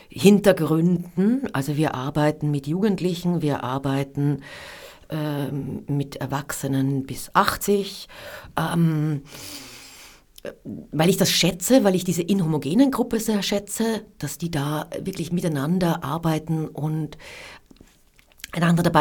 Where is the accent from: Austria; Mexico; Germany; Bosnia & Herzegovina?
Austria; Upper Austria; born there; Ich bin gebürtige Innviertlerin und im Innviertel hat jedes Haus einen Namen.